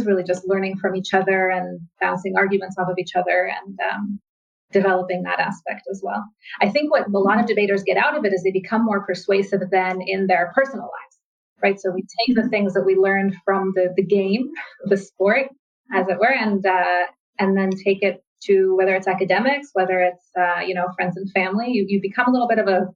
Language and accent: English; United States; moved away as an adult; also born or lived in Israel; I grew up in the United States, so I went to high school